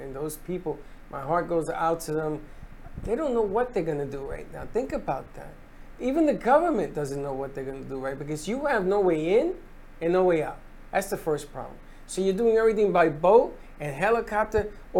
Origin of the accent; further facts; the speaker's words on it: Florida, United States; I'm a Floridian.